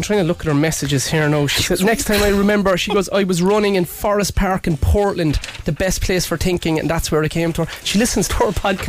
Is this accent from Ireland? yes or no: yes; Ireland; why can't we as Irish people